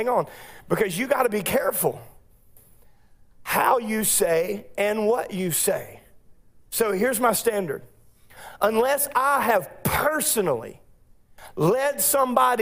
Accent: United States; my rights as an American

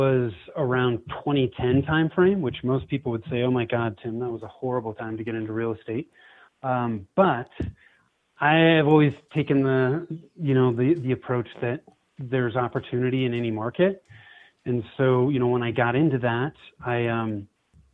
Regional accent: Bay Area, Northern California, United States; moved away as an adult; now in Denver, United States; I was born and raised in Northern California, grew up in the Bay Area

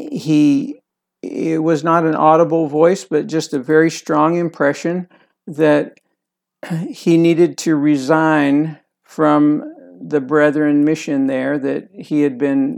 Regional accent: Lancaster County, Pennsylvania, United States; I was born in Lancaster County, Pennsylvania.

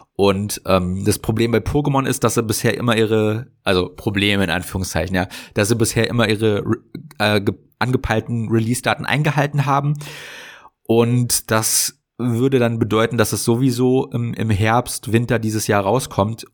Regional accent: Germany

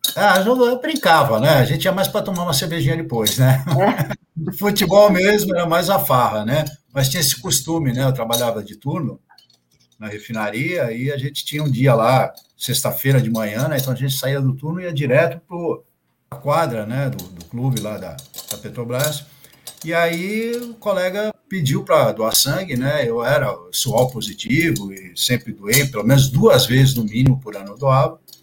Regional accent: Santos, São Paulo, Brazil; also born or lived in Santo André; Eu nasci em Santos, no litoral é, de São Paulo, né? Nasci em Santos e morei sempre aqui

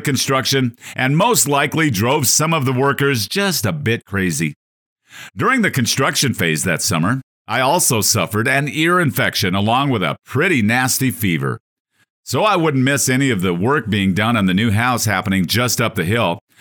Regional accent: North Dakota, United States; Growing up on a five thousand acre North Dakota cattle ranch in the sixties and seventies

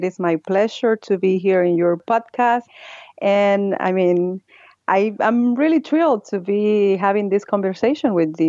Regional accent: Puerto Rico; moved away as an adult; now in New York City, United States; I was not born in Puerto Rico. I identify myself as a Puerto Rican because when people ask me, you know, I always said that I'm from Puerto Rico because it's the place that embraced me. It's the place where I grew up.

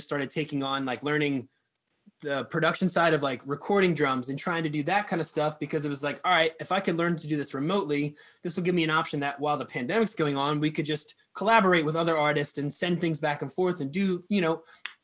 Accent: Quakertown, Pennsylvania, United States; also born or lived in Philadelphia, United States; I grew up in Quakertown

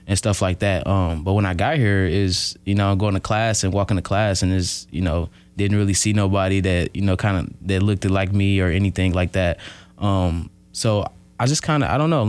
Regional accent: Milwaukee, Wisconsin, United States; moved away as an adult; now in Oshkosh, United States; I'm from Milwaukee. Um, grew up on the north side of Milwaukee

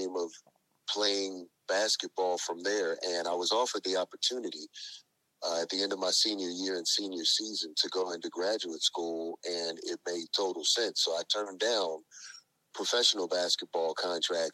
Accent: Louisville, Kentucky, United States; moved away as an adult; now in Richmond, Virginia, United States; I am originally from Louisville, Kentucky, but I live in Richmond, Virginia, and have been here for a long, long time since college

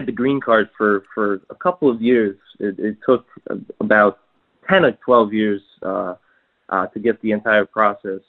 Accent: New York, United States; also born or lived in Poland; I'm from New York, but I'm originally Polish

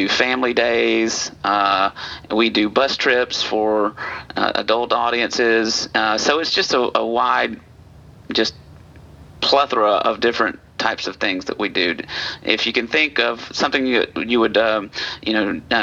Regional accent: Alabama, United States; moved away as an adult; also born or lived in Middle Tennessee; now in Tennessee, United States; I'm not a native of Tennessee. I'm one of these transplants. But I come up from Alabama

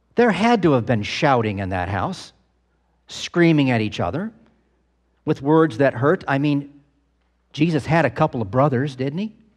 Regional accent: United States; We Americans

